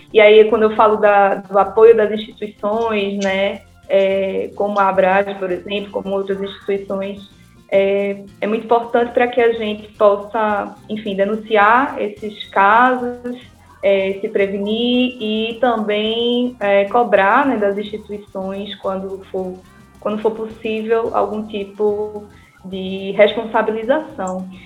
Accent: Northeast Region, Brazil; muito bom falar com as conterrâneas

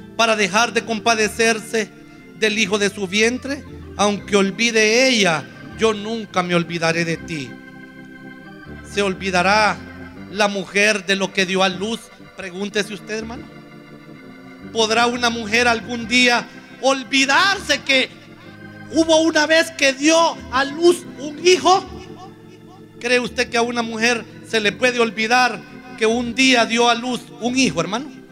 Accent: Honduras; todos los hondureños

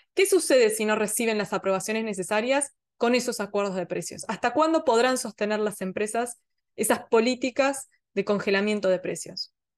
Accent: Argentina; somos nosotros, somos Argentina

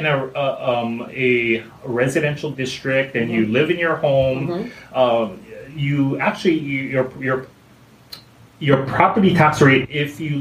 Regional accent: Mililani, Hawaii, United States; I was born and raised in Hawaii

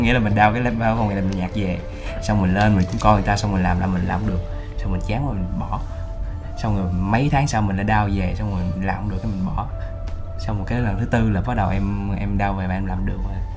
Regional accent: Sóc Trăng, Vietnam; moved away; dưới quê em ở sóc trăng

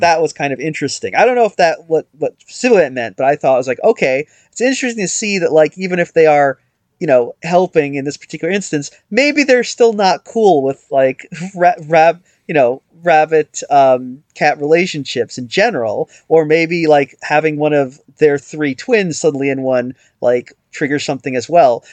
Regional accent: United States; I'm an American

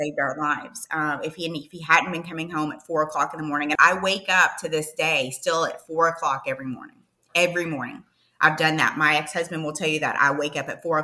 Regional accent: Eastern Kentucky, United States; I'm originally from Eastern Kentucky. Think of, oh brother, where art there, thou? That's kind of where I'm from, like in the mountains. But I ended up growing up at an orphanage in Eastern Kentucky when I was seven.

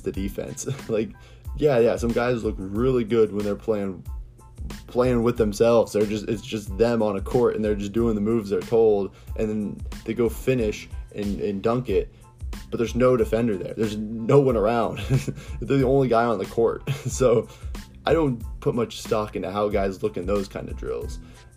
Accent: Ohio, United States; I'm from Ohio

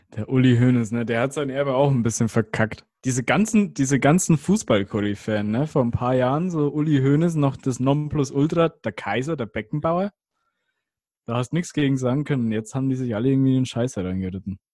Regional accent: Germany

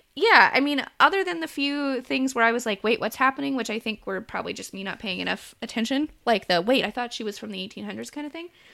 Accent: United States; it's not anything I grew up with in America

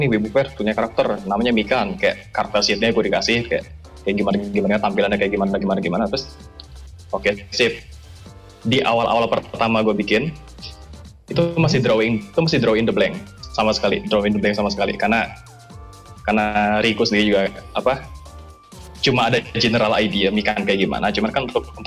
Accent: Bekasi, West Java, Indonesia; Jadi itu itu lagi masa-masa ya gue kan gue kan Bekasi kan gue asli Bekasi

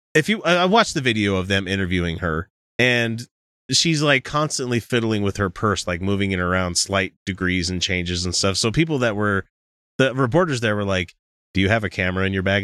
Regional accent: Utah, United States; we hail from Utah

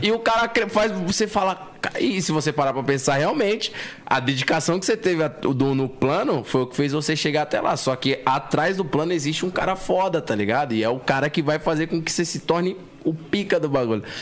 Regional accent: São Paulo, Brazil; eu vim da cidade de Tiradentes, tá ligado? Extremo Leste, aqui de São Paulo.

